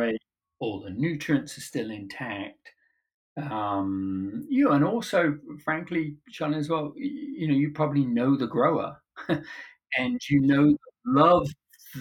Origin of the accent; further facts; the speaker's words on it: Cornwall, South West England, United Kingdom; moved away as an adult; now in United States; when I was growing up in Cornwall